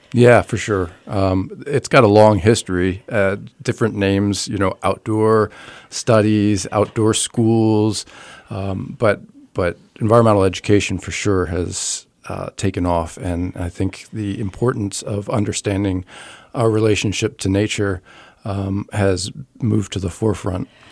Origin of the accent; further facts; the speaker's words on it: Lehigh Valley, Pennsylvania, United States; also born or lived in Columbus, Ohio; I was born in Columbus, Ohio, but moved to the Lehigh Valley at about the age of three.